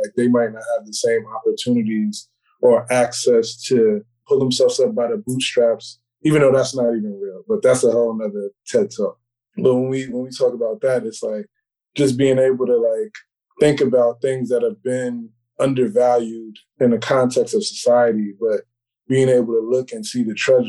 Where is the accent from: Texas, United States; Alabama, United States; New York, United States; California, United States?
New York, United States; New York City; also born or lived in Harlem, New York; I was born in the Bronx. I moved to Harlem, I think, from I was in Harlem for like 5 or 6 years from like the ages of 2 to 8. Then I moved back to the Bronx and I've been there since.